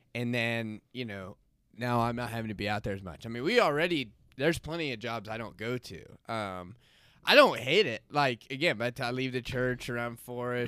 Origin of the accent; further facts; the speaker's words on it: Florida, United States; moved away; I grew up in Florida, went to S N U, and, um, got trapped here, landlocked